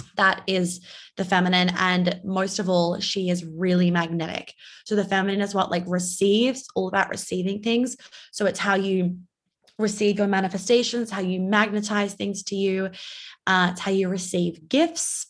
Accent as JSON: {"language": "English", "region": "New York", "country": "United States", "tie": "born or raised there", "also_born_or_lived": "Australia", "said": "I'm Australian, but I live in New York and I grew up in New York"}